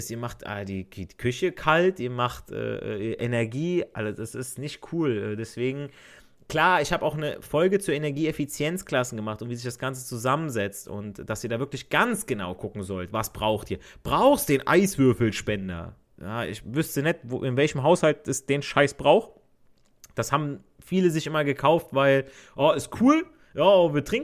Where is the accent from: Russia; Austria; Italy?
Italy; Also ich, ich als Italiener sage, per favore, eh, vieni nelle corridore.